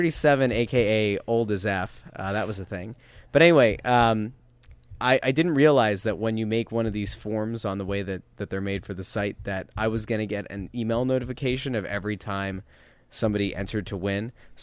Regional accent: Pennsylvania, United States; I grew up in Schuylkill.

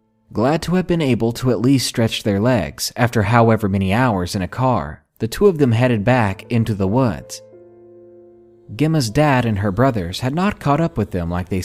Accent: England, United Kingdom; I'm from England, and my US geography isn't great

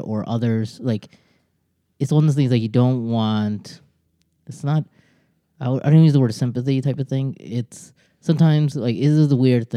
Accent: United States; also born or lived in Bangladesh; I came to America at age 2

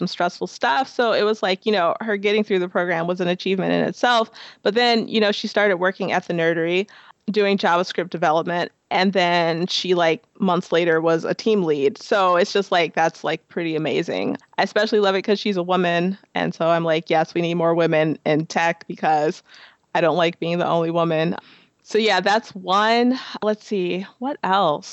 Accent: Chicago, Illinois, United States; moved away as an adult; now in Minneapolis-St. Paul, United States; I'm originally from Chicago. So I moved here in 2010

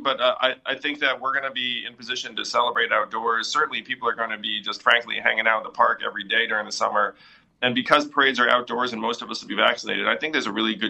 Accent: New York, United States; Well, I'm saying as a New Yorker, like, of course, if the Knicks were somehow to win the title

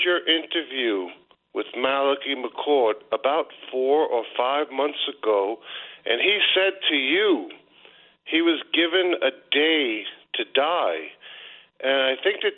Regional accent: New York City, New York, United States; now in Mexico; I grew up in Astoria

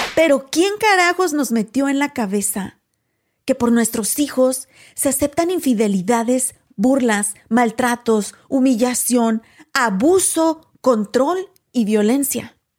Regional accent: Mexico; moved away; yo soy mexicana.

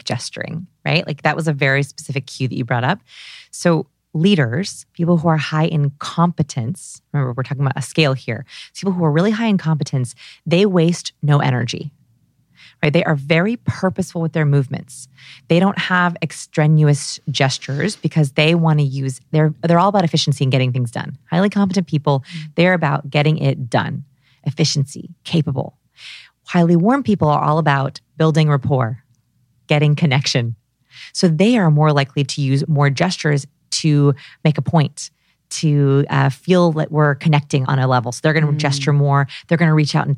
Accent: Los Angeles, California, United States; I grew up here in Los Angeles

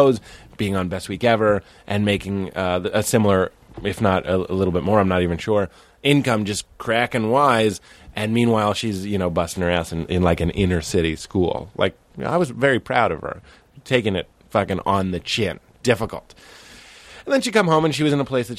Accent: Lexington, Massachusetts, United States; moved away; also born or lived in Sleepy Hollow; I grew up in Lexington, 02173

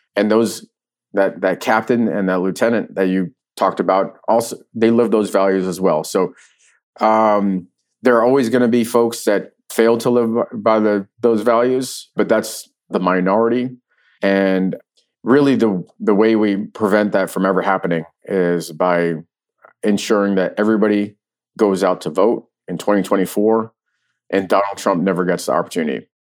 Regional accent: New York City, New York, United States; also born or lived in Ukraine; now in Virginia, United States; I grew up in New York City

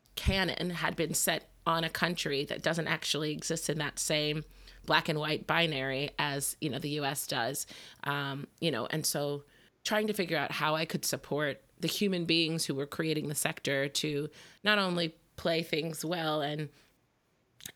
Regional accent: Indianapolis, Indiana, United States; Well, I'm originally from Indianapolis, and went to college in Florida

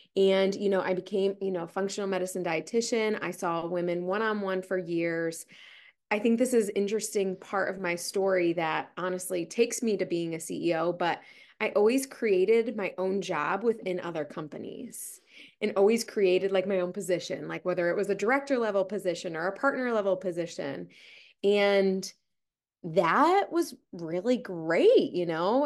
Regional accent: Ohio, United States; moved away; I'm originally from Ohio

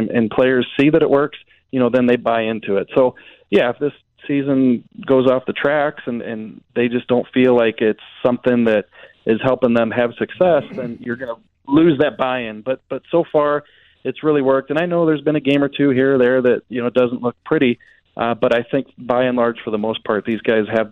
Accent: Jefferson County, Missouri, United States; growing up in Jefferson County

